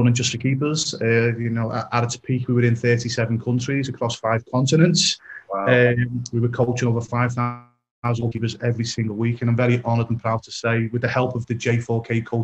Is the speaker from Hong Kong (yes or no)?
no; Liverpool, North West England, United Kingdom; I'm originally from Liverpool, England